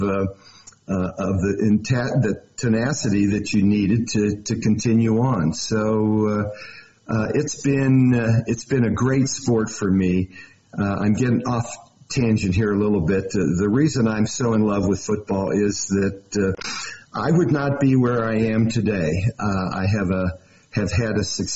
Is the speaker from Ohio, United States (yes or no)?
yes; Cincinnati, Ohio, United States; also born or lived in Texas; now in Montana, United States; I am actually from Cincinnati.